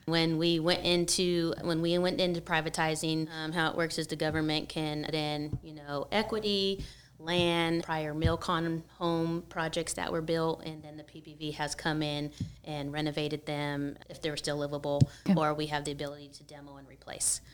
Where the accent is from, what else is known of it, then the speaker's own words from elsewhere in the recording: San Francisco Bay Area, California, United States; moved away as an adult; now in San Diego, United States; I'm actually from the Bay Area.